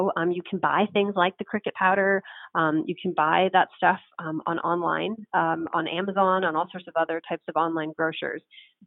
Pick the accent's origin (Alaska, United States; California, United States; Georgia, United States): California, United States; San Francisco; now in Las Vegas, United States; San Francisco, my hometown city